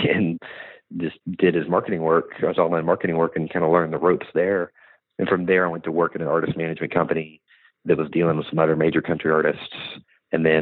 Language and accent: English; Bentonville, Arkansas, United States; moved away as an adult; now in Nashville, United States; I'm originally from Bentonville, Arkansas, which is the home of Walmart